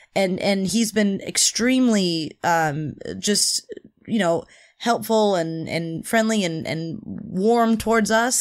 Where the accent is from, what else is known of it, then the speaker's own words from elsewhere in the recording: California, United States; I'm a Californian